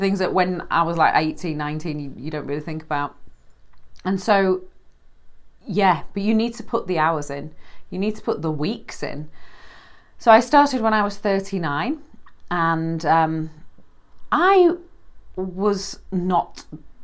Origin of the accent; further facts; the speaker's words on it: United Kingdom; I'm British.